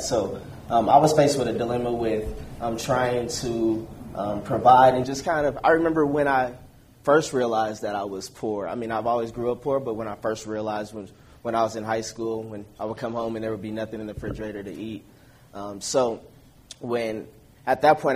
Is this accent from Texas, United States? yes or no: no; Denver, Colorado, United States; I'm from Denver, Colorado.